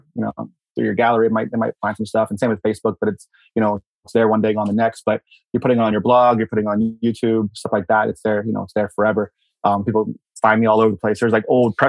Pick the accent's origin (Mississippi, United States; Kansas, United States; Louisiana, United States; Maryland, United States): Maryland, United States; Baltimore; moved away; I'm from Baltimore originally